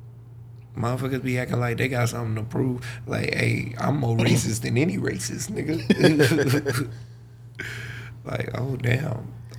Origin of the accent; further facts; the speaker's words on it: the South, United States; I'm from the South, man.